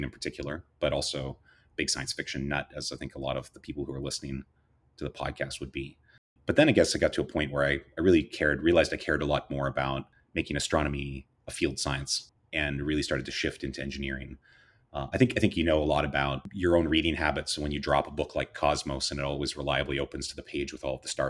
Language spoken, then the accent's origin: English; Sault Ste. Marie, Ontario, Canada; I grew up in Canada. The first female Canadian astronaut, Roberta Bondar, was from my hometown, Sault Ste. Marie, Ontario